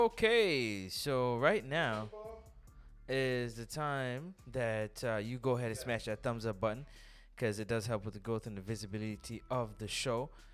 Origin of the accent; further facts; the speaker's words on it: Toronto, Ontario, Canada; I'm from Toronto